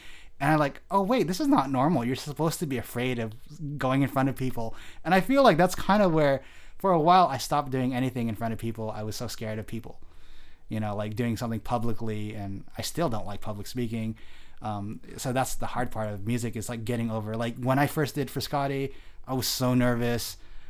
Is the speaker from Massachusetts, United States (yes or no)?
no; Delano, California, United States; also born or lived in Bakersfield; I come from. So the Valley, right? That's where I come from, the Central Valley.